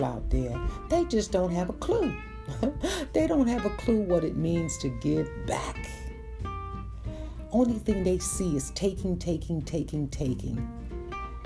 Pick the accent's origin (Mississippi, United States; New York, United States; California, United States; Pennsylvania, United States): New York, United States; New York City; I'm a kid from Brooklyn, born and raised in Brooklyn